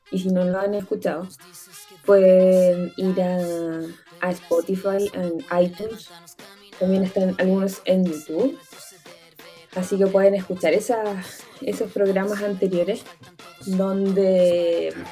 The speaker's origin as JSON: {"language": "Spanish", "town": "Concepción", "region": "Biobío", "country": "Chile", "said": "radio para mí me parece una escuela como de comunicaciones real muy importante para todas las personas que somos de, de, de Concepción"}